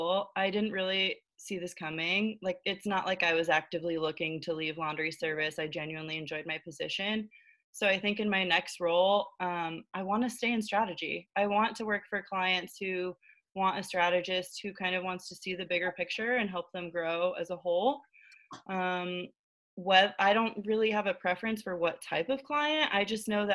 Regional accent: Florida, United States; moved away as an adult; now in New York City, United States; I am originally from Florida, but I moved to New York City about 4.5 years ago

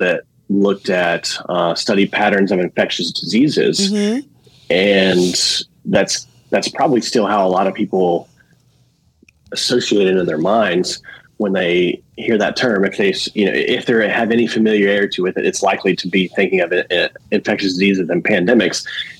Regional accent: Alabama, United States; moved away as an adult; also born or lived in Louisiana / Indiana / Georgia; I'm from Alabama. I've lived in Louisiana, Indiana, and Georgia, but I'm now back in Alabama, living across the bay from Mobile

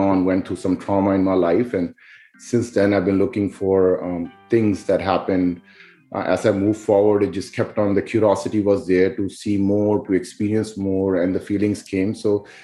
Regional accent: Pakistan; moved away; I was, you know, born and raised in Pakistan

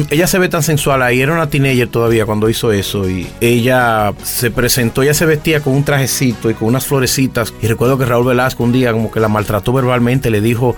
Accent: Dominican Republic; born or raised there

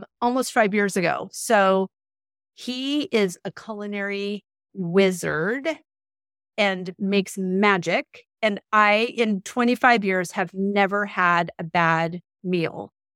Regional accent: Southern California, United States; moved away as an adult; now in Bolton, Massachusetts, United States; growing up in Southern California

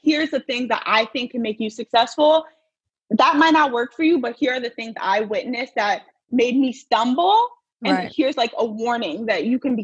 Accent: New Jersey, United States; So I'm from New Jersey. I was born and raised in New Jersey.

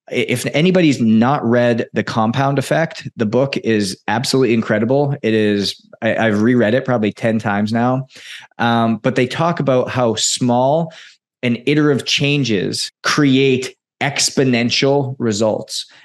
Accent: Edmonton, Alberta, Canada; moved away; Edmonton, Alberta, my hometown.

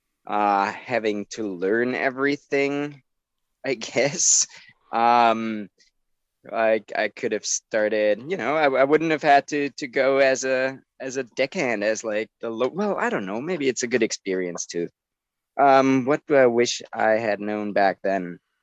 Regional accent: Germany; now in United States; From Germany. I moved to the US in 2008.

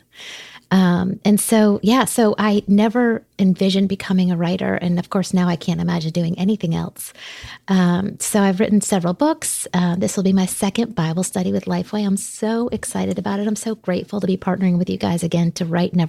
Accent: South Florida, United States; now in Connecticut, United States; I was raised in South Florida as a preacher's kid

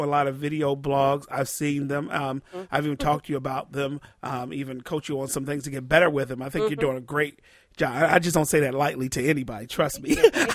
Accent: D.C. area, Maryland, United States; I'm from the Maryland, D.C. area.

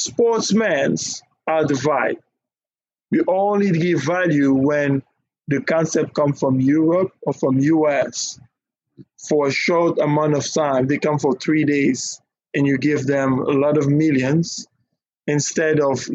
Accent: Nigeria; But us, we like, now, I'm Nigerian. I'm Nigerian.

